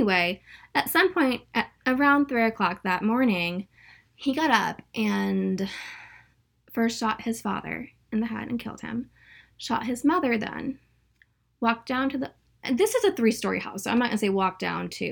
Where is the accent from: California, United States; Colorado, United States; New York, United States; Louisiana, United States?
California, United States; now in Atlanta, United States; I'm originally from California, so I'm used to houses being very, very close